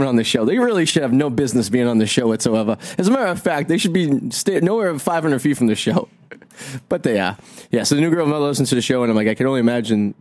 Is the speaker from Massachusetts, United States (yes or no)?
yes; Revere, Massachusetts, United States; I grew up in Revere